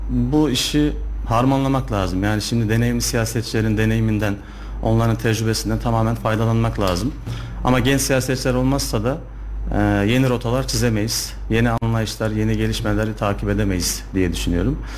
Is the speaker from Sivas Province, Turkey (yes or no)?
yes; Sivas, Sivas Province, Turkey; now in Kayseri, Turkey; Kayseri'de avukatlık yapıyorum yaklaşık 7 yıldır. Ee, aslen Sivaslıyım.